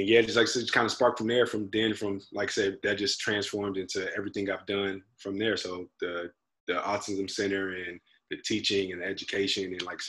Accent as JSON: {"language": "English", "town": "Trotwood", "region": "Ohio", "country": "United States", "tie": "born or raised there", "also_born_or_lived": "Ashland, Ohio", "moved": "as an adult", "lives_now": "Tennessee, United States", "said": "I was born and raised in the great city and state of Dayton, Ohio, a small city suburb of Dayton called Trotwood specifically."}